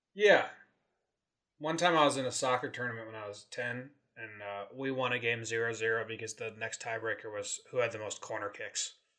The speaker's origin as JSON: {"language": "English", "region": "Connecticut", "country": "United States", "moved": "yes", "lives_now": "California, United States", "said": "I'm in California. We're both originally from Connecticut, East Coast area transplanted Yankee fans"}